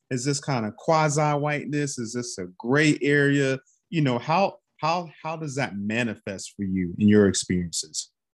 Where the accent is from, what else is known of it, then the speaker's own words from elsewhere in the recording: North Carolina, United States; I'm from North Carolina, I'm from down south